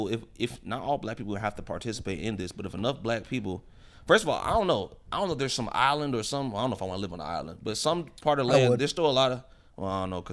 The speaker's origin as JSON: {"language": "English", "country": "Poland", "said": "Motherfucker, I'm from Poland."}